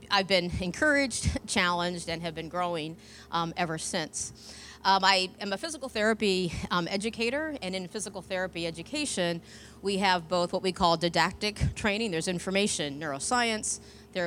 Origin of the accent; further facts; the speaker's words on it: Northeast, United States; moved away as an adult; now in Gainesville, United States; I'm from the Northeast